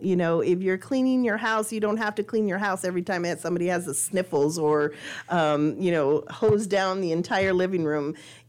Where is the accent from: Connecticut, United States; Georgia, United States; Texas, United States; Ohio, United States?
Texas, United States; El Paso; I came from El Paso. I had no idea what a hurricane was like. I'd never seen the waters.